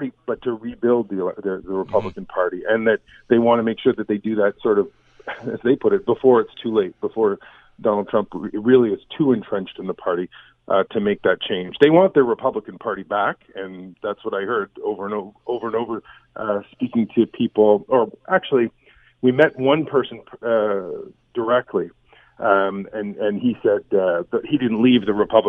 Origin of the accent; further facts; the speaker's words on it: Canada; we're Canadian journalists